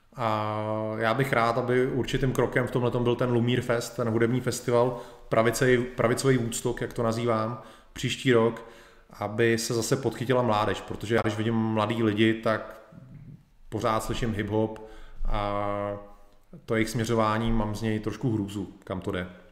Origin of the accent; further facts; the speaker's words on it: Czechia; u nás v Čechách